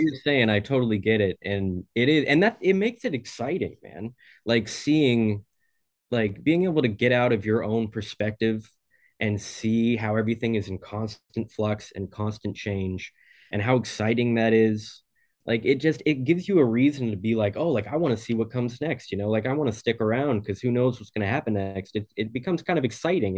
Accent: Oregon, United States; I'm from Oregon

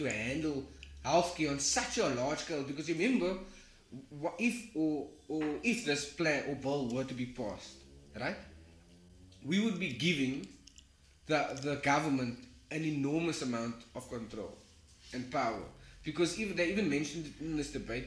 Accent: South Africa

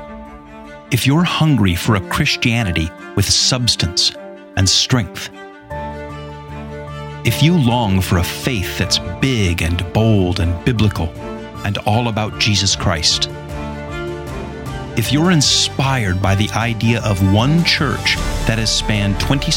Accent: Southern California, United States; accent: California; moved away; like where I grew up in Southern California.

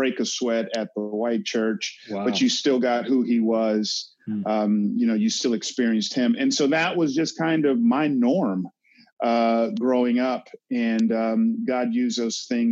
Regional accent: Atlanta, Georgia, United States; growing up in Atlanta, again, I had segments of it that was white, but that was my world.

